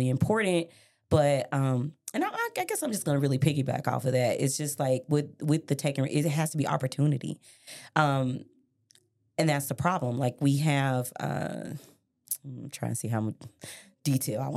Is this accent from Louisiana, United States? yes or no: no; Memphis, Tennessee, United States; also born or lived in Miami, Florida / Colorado; I grew up in Westwood